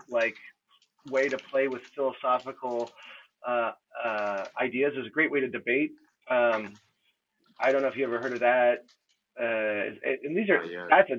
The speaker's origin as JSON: {"language": "English", "country": "United States", "said": "I'm American"}